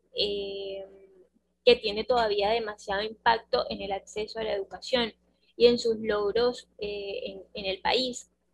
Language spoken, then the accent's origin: Spanish; Colombia; nosotros como, como colombianos